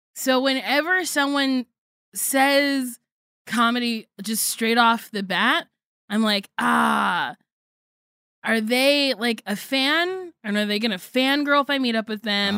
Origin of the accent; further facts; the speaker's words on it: New Jersey, United States; I sound like the white people I grew up